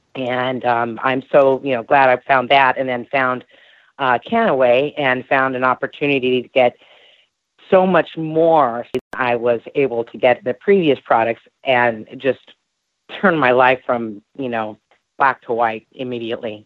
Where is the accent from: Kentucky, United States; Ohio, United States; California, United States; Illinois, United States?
California, United States; also born or lived in Louisiana; now in Phoenix, United States; I'm originally from California, and I grew up with my mom and in uh, California in the summers with my dad in Louisiana